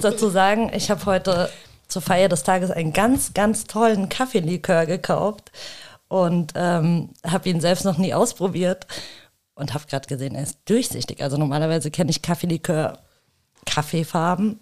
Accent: suburb of Rüsselsheim, Hesse, Germany; ich als, äh, als zwar nicht Rüsselsheimerin, ich bin äh, ja aus dem Vorort

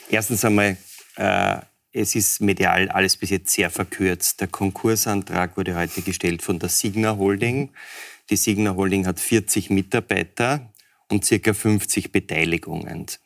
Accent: Austria; Und jetzt können wir eigentlich einmal hoffen als Österreicher, dass diese 90 Tage dazu führen, dass eine Fortführung möglich ist.

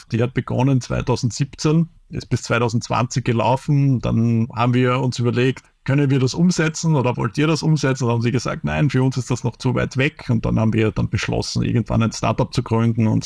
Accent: Austria; wenn man sich beschwert als typischer Österreicher.

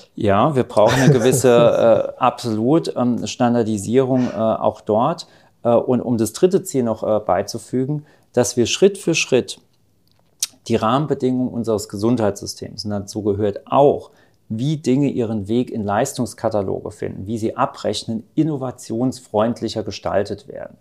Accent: Rhineland-Palatinate, Germany; in Rheinland-Pfalz, wo ich herkomme

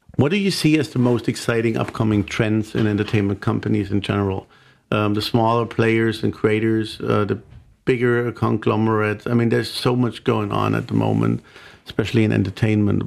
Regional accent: Germany; being German

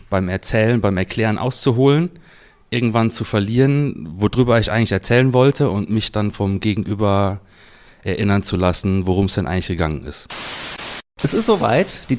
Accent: Cologne, North Rhine-Westphalia, Germany; Aus Köln.

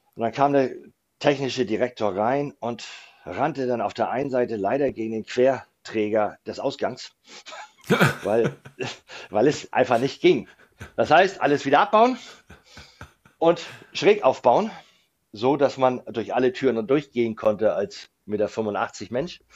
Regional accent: Kiel, Schleswig-Holstein, Germany; also born or lived in near the Danish border, Schleswig-Holstein; ich bin in Kiel aufgewachsen ähm, oder in Kiel geboren, auch die ersten Jahre in Kiel aufgewachsen

